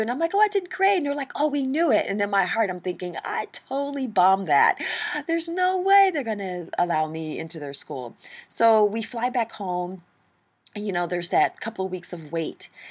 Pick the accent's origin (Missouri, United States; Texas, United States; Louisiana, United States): Missouri, United States; St. Louis; I grew up in Saint Louis, Missouri